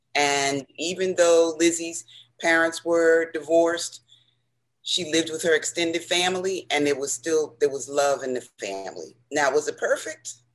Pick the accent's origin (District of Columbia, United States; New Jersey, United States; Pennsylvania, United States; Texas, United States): New Jersey, United States; Newark; as a child growing up in Newark